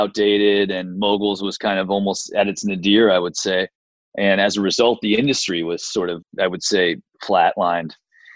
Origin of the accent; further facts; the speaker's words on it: Marin, California, United States; my family, we grew up in Marin